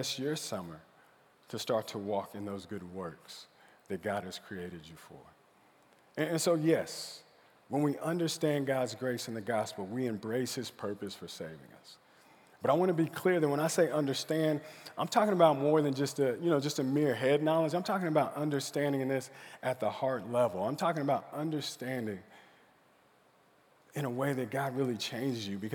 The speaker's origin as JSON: {"language": "English", "town": "Stillwater", "region": "Oklahoma", "country": "United States", "tie": "born or raised there", "said": "I grew up in Stillwater, Oklahoma."}